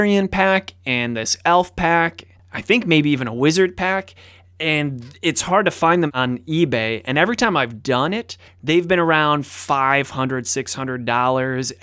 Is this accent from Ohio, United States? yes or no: yes; Cleveland, Ohio, United States; near Cleveland, born and raised, which is where I'm from.